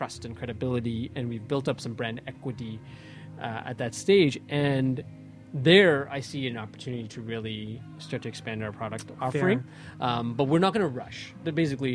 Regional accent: Toronto, Ontario, Canada; Canadian born, Toronto born, Scarborough kid, you know, growing up in the city and living in the city and making my home

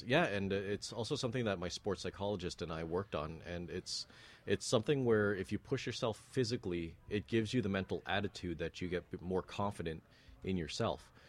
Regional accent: Toronto, Ontario, Canada; also born or lived in North York; born in North York, but raised in Scarborough

